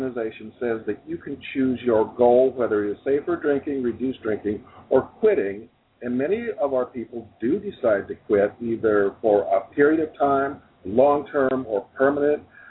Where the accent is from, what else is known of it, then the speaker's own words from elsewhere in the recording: Wisconsin, United States; now in Brooklyn, United States; I'm from Wisconsin. I moved to Brooklyn.